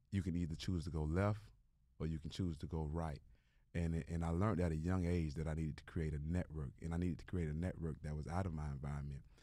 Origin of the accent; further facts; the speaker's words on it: Miami, Florida, United States; growing up in Liberty City is, is not easy.